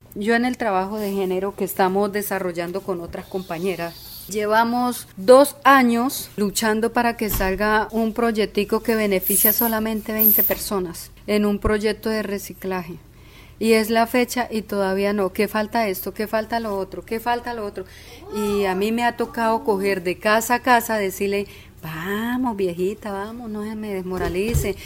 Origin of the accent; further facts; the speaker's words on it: Caquetá, Colombia; nací en el Caquetá, crecí en el Caquetá y luché en el Caquetá